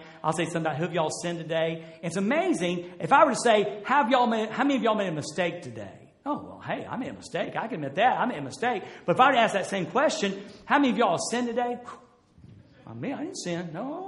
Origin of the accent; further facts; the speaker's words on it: Jacksonville, United States; moved away; I was from Jacksonville